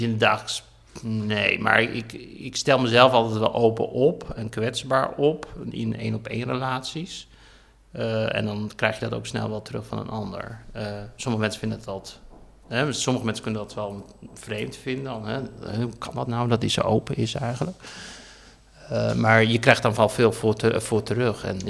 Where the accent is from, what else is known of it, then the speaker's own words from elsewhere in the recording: Heerenveen, Friesland, Netherlands; now in Brussels, Belgium; in de omgeving waar ik ben opgegroeid, in de Volkswijkje in Heerenveen.